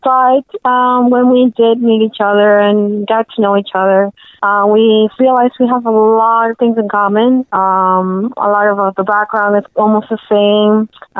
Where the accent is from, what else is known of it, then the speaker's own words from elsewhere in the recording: Miami, Florida, United States; moved away as an adult; also born or lived in Venezuela / Charlotte; now in Orlando, United States; I came here when I was 9, and I lived in Miami for a while.